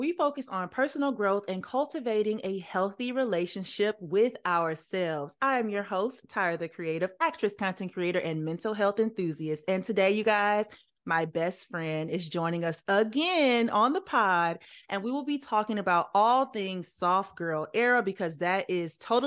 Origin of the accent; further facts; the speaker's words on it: the South, United States; growing up in the South